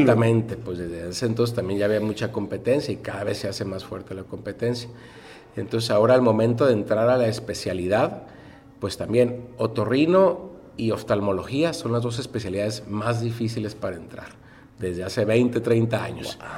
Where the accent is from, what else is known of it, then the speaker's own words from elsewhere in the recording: Tijuana, Baja California, Mexico; yo soy orgullosamente tijuanense y orgullosamente del centro